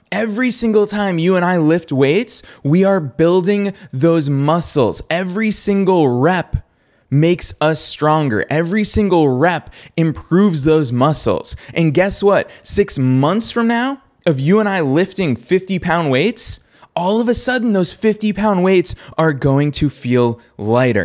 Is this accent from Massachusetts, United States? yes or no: yes; Boston, Massachusetts, United States; good old Boston, which is my hometown